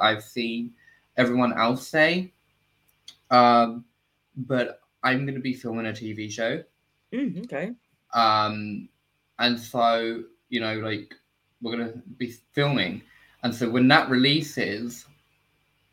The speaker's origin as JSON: {"language": "English", "country": "United Kingdom", "said": "I'm British, so we like to cuss."}